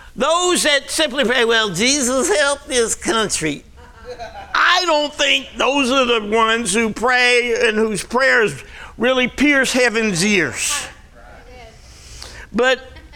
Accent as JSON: {"language": "English", "area": "Jersey Shore", "region": "New Jersey", "country": "United States", "tie": "born or raised there", "also_born_or_lived": "Arizona", "moved": "as an adult", "said": "I grew up on the Jersey Shore"}